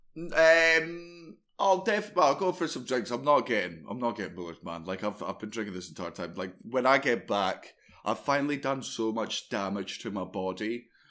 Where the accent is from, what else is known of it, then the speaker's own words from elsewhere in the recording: Fife, Scotland, United Kingdom; I grew up in Fife